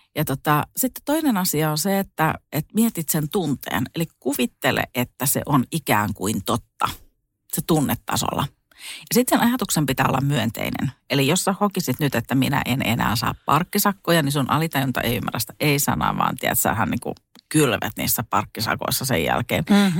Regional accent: Satakunta, Finland; also born or lived in Spain; mä tulin Suomeen ja tota, mä menin sitten mun kotiin tuonne satakuntaan

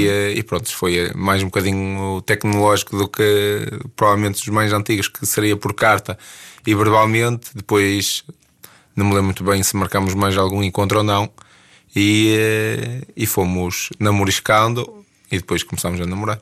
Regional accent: Ponte de Lima, Norte, Portugal; sou de Ponte Lima

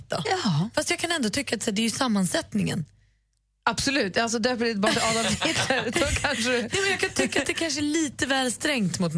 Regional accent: Tullinge, Stockholm County, Sweden; nu pratar jag bara kändisar från orten där jag kommer ifrån.

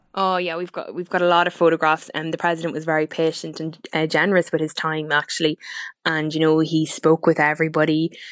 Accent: Cooley Peninsula, County Louth, Leinster, Ireland

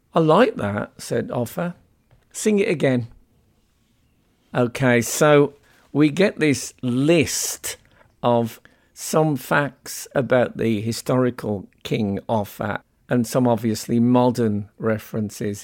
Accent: West Midlands, United Kingdom; I'm from the West Midlands

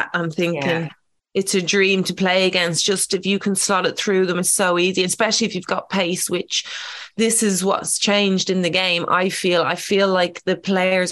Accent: Ireland; being Irish.

